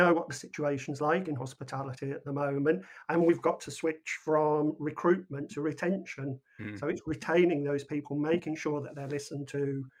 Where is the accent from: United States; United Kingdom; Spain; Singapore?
United Kingdom; we're British.